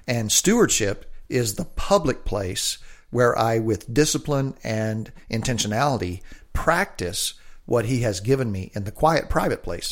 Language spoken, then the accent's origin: English; the South, United States; now in Olympia, United States; I grew up in the South.